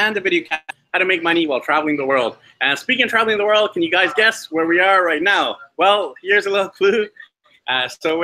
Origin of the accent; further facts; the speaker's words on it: Vancouver, British Columbia, Canada; moved away; I'm from Vancouver, Canada